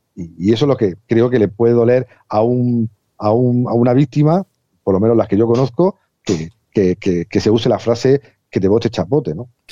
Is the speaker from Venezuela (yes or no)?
no; Spain; a mí como español